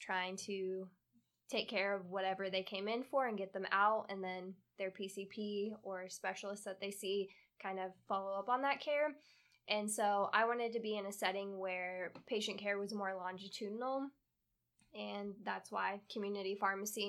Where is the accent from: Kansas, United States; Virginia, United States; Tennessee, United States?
Kansas, United States; moved away as an adult; also born or lived in upstate New York / North Carolina; now in Florida, United States; I was originally born in upstate New York, and when I was pretty young, moved to Kansas, where I spent all my childhood and up until end of high school